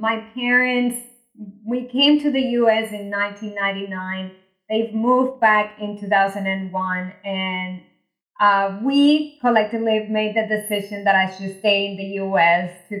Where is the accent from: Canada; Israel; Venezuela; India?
Venezuela; now in United States; I was born in Venezuela, migrated to the US, went to engineering school here